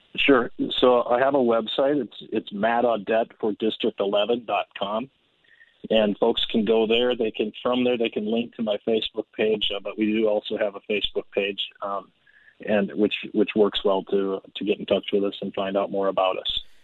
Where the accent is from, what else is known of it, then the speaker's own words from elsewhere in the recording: Andover, Minnesota, United States; I was born and raised in Andover